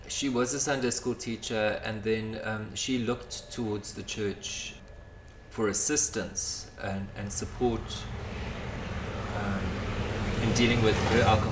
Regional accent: Pietermaritzburg, KwaZulu-Natal, South Africa; now in Cape Town, South Africa; I was born in Pietermaritzburg.

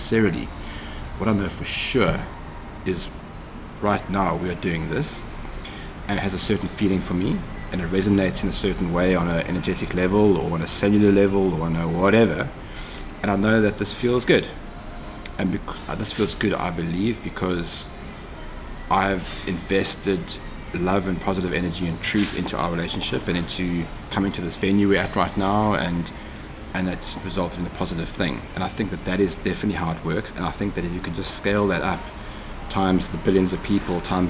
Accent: Cape Town, Western Cape, South Africa; Grew up in Cape Town, learned to ride a BMX.

